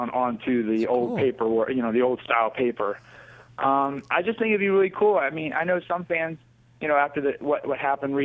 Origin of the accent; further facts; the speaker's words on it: Egg Harbor Township, Atlantic County, New Jersey, United States; We grew up in Eckhart Township, which is in Atlantic County, New Jersey